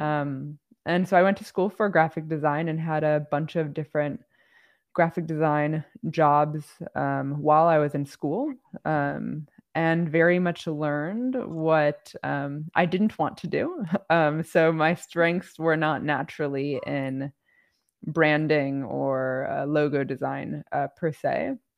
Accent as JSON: {"language": "English", "area": "outside Chicago", "region": "Illinois", "country": "United States", "tie": "born or raised there", "said": "I grew up outside Chicago"}